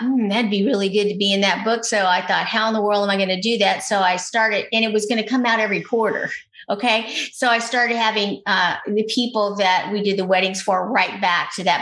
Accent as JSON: {"language": "English", "region": "Louisiana", "country": "United States", "said": "I'm from Louisiana"}